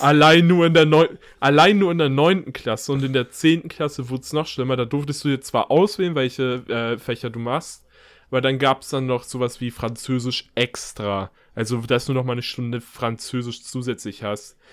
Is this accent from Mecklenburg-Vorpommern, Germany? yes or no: yes; Mecklenburg-Vorpommern, Germany; moved away; also born or lived in near Hanover; bei uns in Mecklenburg-Vorpommern ist oder bei denen in Mecklenburg-Vorpommern, ich wohne ja